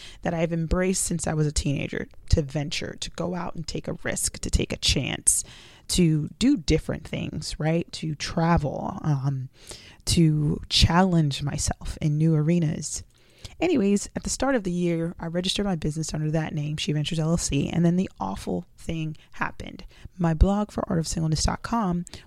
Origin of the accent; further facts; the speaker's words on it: South Florida, United States; also born or lived in Jamaica; I was raised in South Florida